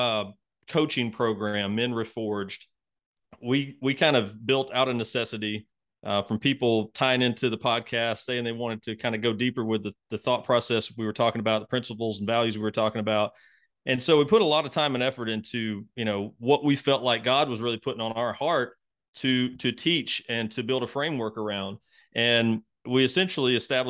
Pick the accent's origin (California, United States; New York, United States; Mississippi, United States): Mississippi, United States; moved away; I'm from Mississippi originally, from a really small town in Mississippi.